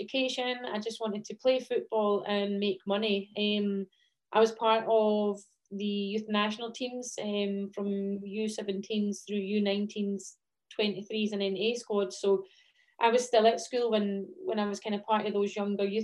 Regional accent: the Scottish Borders, Scotland, United Kingdom; I grew up in the Borders

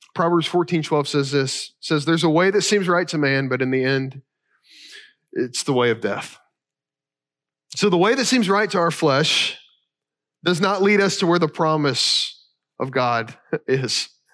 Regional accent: Kentucky, United States; I'm from Kentucky

